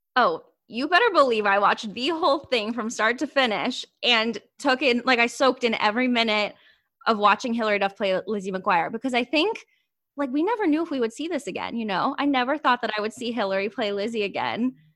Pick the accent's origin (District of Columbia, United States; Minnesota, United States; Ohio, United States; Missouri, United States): Ohio, United States; moved away as an adult; now in New York City, United States; I'm from Ohio